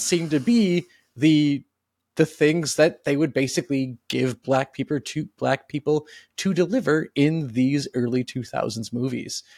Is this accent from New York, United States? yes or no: no; Wisconsin, United States; growing up in Wisconsin